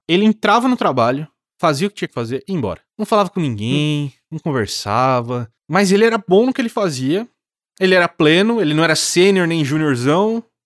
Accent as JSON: {"language": "Portuguese", "region": "interior of São Paulo", "country": "Brazil", "said": "Eu sou do interior, também de São Paulo, não sou de São Paulo"}